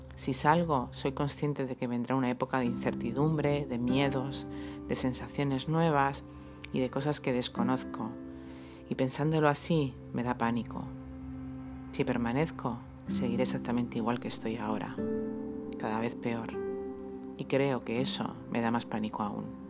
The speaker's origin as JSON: {"language": "Spanish", "town": "Madrid", "region": "Community of Madrid", "country": "Spain", "tie": "born or raised there", "moved": "as an adult", "lives_now": "Almería, Spain", "said": "Yo soy madrileña, nací allí, allí crecí, estudié, empecé a trabajar"}